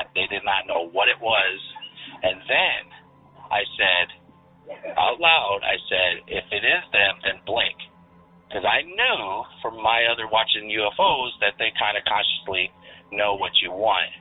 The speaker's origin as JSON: {"language": "English", "region": "Central Illinois", "country": "United States", "said": "I'm from Central Illinois"}